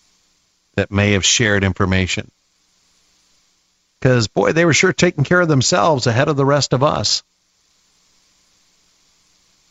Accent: Midwest, United States; moved away; I grew up in the Midwest, married a farmer's daughter

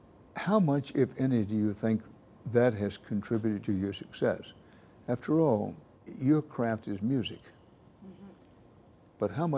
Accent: Texas, United States; I'm a Texan by birth.

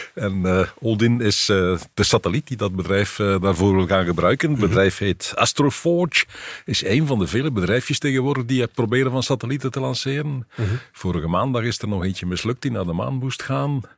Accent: Belgium; ik als Belg

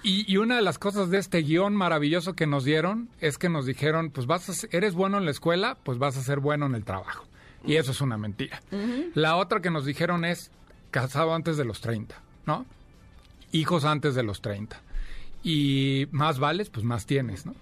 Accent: Celaya, Guanajuato, Mexico; moved away as an adult; now in Mexico City, Mexico; nací en Celaya, Guanajuato, llevo ya veintitantos años, 24 años viviendo aquí en la Ciudad de México

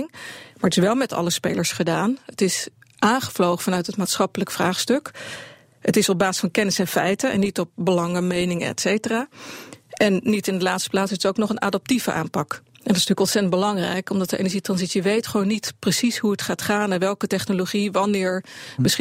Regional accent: Netherlands; dat is een groot verschil als Nederlander. Als je geboren wordt, het eerste wat je leert is dat als een gaatje in de dijk zit, dat je je vinger erin moet steken.

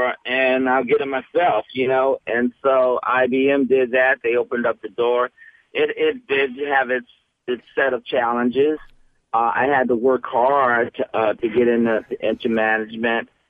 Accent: San Francisco, California, United States; when I got out of high school growing up in San Francisco

